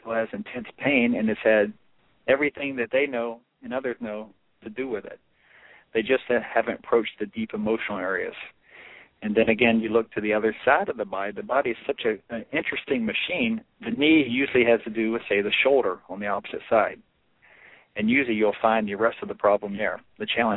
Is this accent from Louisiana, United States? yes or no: yes; Louisiana, United States; It began in Louisiana, my journey